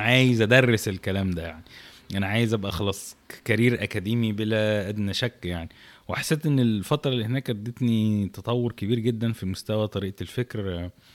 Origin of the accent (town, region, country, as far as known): Egypt